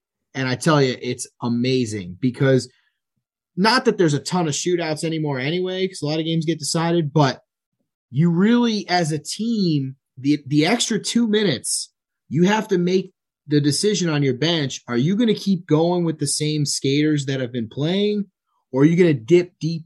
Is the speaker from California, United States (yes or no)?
no; New York, United States; me being a New Yorker